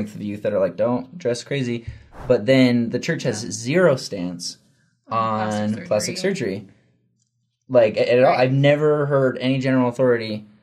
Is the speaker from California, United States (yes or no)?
no; Oregon, United States; now in Utah, United States; growing up in Oregon